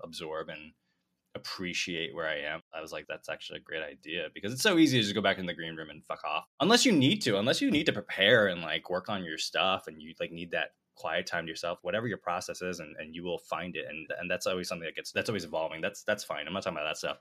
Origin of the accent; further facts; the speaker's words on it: United States; growing up in the States